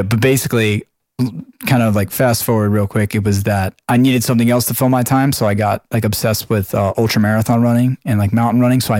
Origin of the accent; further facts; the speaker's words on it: Long Island, New York, United States; I'm from Long Island